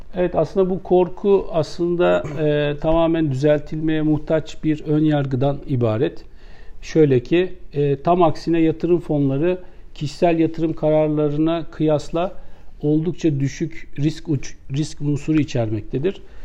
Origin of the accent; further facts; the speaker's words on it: Istanbul, Turkey; ben 1969 İstanbul doğumluyum